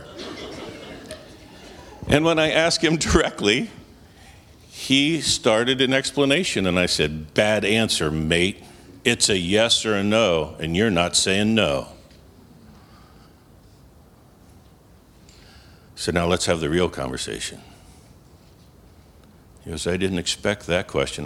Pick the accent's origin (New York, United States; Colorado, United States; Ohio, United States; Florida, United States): New York, United States; moved away; I'm from New York.